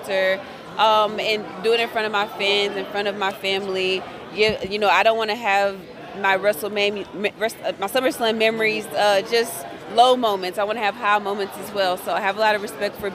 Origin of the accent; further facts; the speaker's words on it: Tennessee, United States; It's in Tennessee, my home state, so my family's going to be there